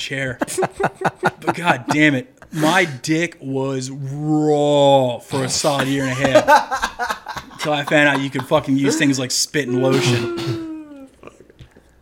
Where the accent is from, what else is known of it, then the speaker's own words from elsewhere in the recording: Wilmington, United States; We're Wilmington trash